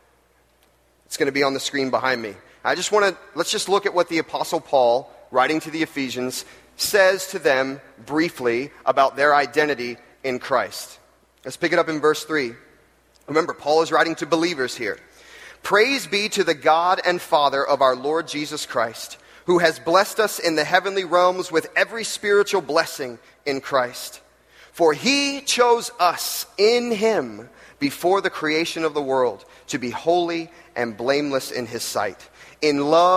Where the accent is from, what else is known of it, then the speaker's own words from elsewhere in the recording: Jacksonville, Florida, United States; I grew up in Jacksonville, Florida